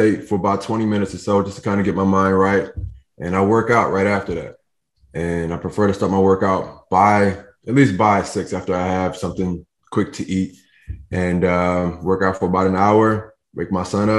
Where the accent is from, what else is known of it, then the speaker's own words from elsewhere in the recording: Philadelphia, Pennsylvania, United States; moved away as an adult; now in New Jersey, United States; I'm in New Jersey now, but I grew up in Philadelphia my whole life